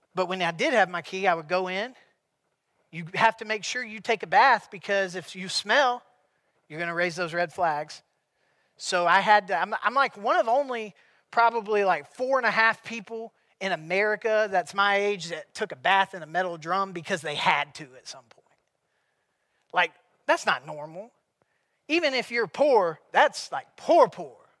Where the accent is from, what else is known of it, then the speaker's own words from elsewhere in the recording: South Carolina, United States; growing up in South Carolina, I always believed in God